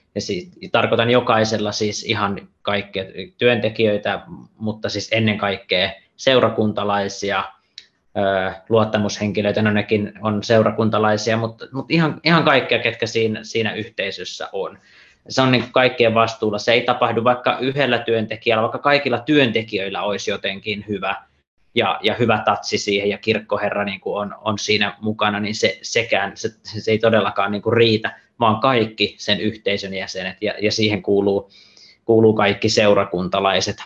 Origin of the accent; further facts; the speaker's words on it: Central Finland, Finland; now in Espoo, Finland; mä itse olen, olen kotoisin Keski-Suomesta